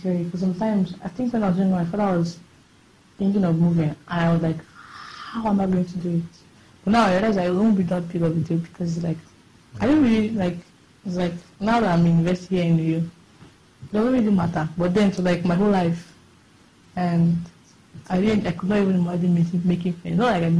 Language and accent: English; Ikono, Akwa Ibom, Nigeria; But I'm from Akwa Ibom. I'm from the Ikono.